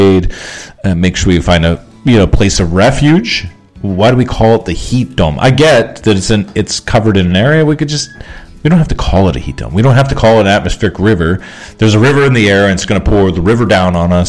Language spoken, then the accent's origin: English; Canada; we're from Canada